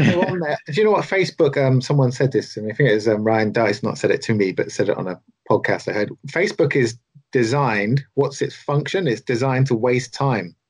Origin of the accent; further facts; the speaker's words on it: the south of England, United Kingdom; as a southerner